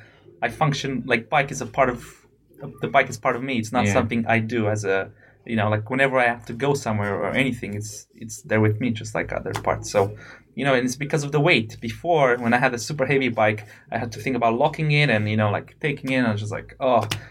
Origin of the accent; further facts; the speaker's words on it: Romania; moved away as an adult; now in United Kingdom; I come from Romania